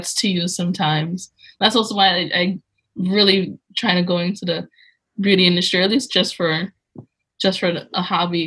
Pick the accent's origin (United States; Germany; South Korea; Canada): United States; New York City, New York; I'm from New York City, by the way. I live in Brooklyn.